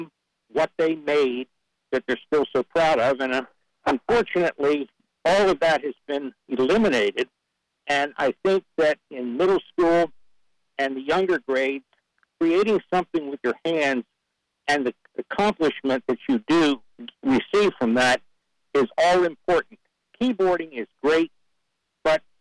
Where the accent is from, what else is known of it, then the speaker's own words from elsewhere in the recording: Drexel Hill, Pennsylvania, United States; also born or lived in Wake County, North Carolina; now in North Carolina, United States; I was raised outside of Philadelphia in a small community called Drexel Hill, Upper Darby Township